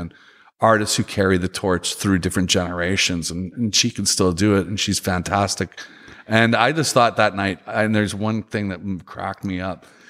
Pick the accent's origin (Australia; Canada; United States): Canada; Regina, Saskatchewan; moved away; I'm originally from Canada